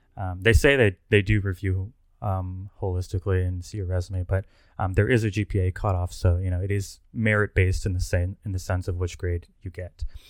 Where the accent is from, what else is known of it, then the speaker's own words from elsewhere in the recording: Plano, Texas, United States; also born or lived in College Station, Texas; I'm originally from Plano, Texas, which is a suburb of Dallas